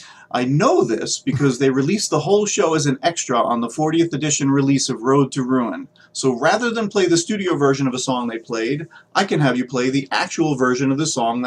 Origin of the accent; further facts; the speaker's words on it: New York City, New York, United States; now in Reading, Massachusetts, United States; from Reading, Massachusetts. Although I've now adopted Massachusetts as my home, I grew up in Queens, New York.